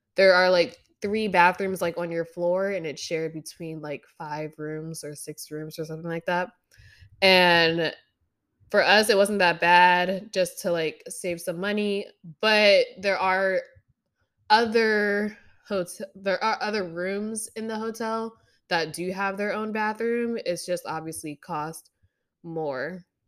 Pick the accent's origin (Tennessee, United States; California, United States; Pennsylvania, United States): Pennsylvania, United States; moved away as an adult; now in Oregon, United States; I grew up in Pennsylvania